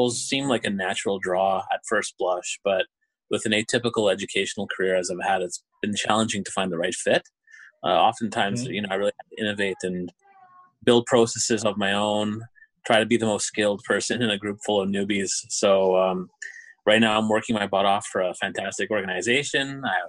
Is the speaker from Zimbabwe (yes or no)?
no; Montreal, Quebec, Canada; born there; now in Thunder Bay, Canada; Well, I was born in Montreal, and as you mentioned, I'm currently working in Thunder Bay.